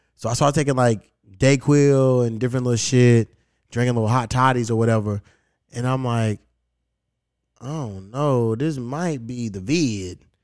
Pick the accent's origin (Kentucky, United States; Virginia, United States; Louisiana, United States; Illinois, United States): Kentucky, United States; Louisville; moved away; my hometown